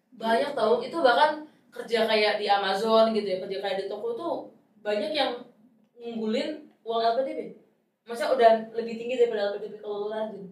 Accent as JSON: {"language": "Indonesian", "town": "Boyolali", "region": "Central Java", "country": "Indonesia", "tie": "born or raised there", "moved": "yes", "said": "gue tuh sekarang aja tuh pulang ke kampung halaman gue di Boyolali"}